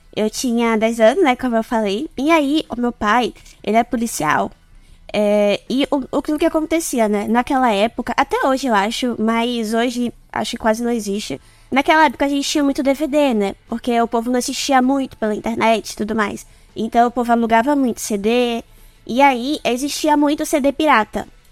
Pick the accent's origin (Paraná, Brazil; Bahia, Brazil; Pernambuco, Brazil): Pernambuco, Brazil; Recife; Eu sou de Recife, Pernambuco